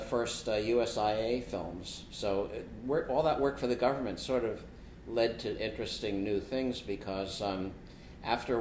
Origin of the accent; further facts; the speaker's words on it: New York City, New York, United States; when I grew up in Riverdale, we lived next door to Richard